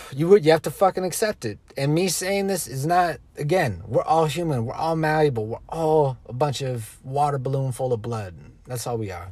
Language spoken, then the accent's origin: English; United States; we as the American people, we as a nation